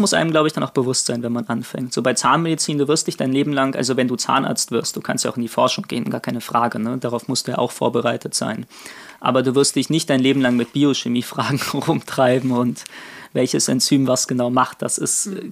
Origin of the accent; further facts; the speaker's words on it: Berlin, Germany; moved away as an adult; now in Kiel, Germany; Ich komme aus Berlin ursprünglich, bin seit Ende 2019 in Kiel